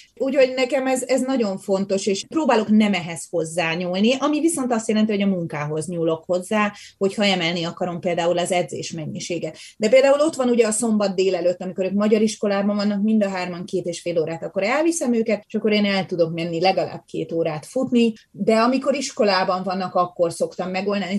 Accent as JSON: {"language": "Hungarian", "country": "Hungary", "moved": "as an adult", "lives_now": "Canada", "said": "Én a természetemben még mindig magyar vagyok, és az is maradok."}